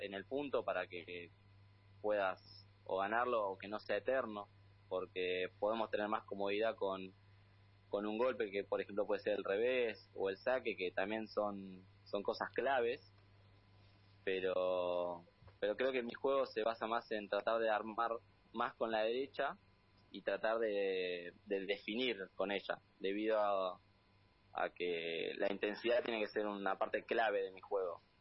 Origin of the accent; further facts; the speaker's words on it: Buenos Aires, Argentina; Yo soy de acá de Buenos Aires